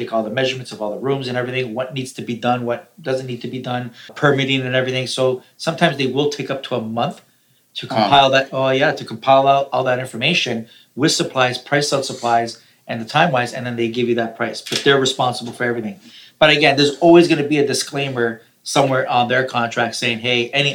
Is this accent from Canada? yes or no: yes; Toronto, Ontario, Canada; I'm from Toronto